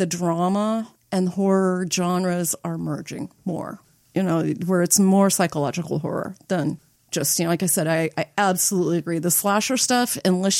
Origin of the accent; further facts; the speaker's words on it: Nebraska City, Nebraska, United States; I grew up in Nebraska City